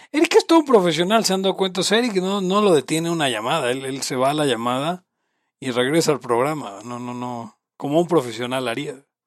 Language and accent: Spanish; Mexico; Soy de México